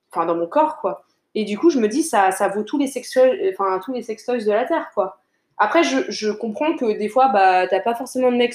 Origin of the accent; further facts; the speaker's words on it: Niagara, Ontario, Canada; Hein, je suis du Niagara. Mais c'est ça, chute. Ouais, nous on aime bien dire chute.